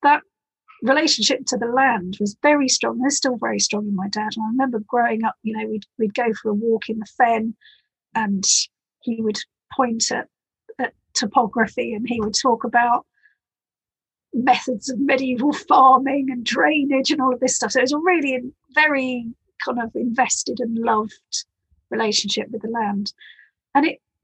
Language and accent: English; Ely, East of England, United Kingdom; I grew up in Ely, in the Fens in East Anglia